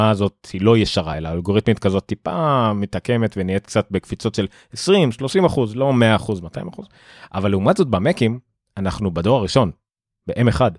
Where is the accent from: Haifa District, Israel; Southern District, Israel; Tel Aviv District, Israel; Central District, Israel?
Haifa District, Israel; Haifa; גדלתי איתם ב... לא יודע מה, בכרמל שם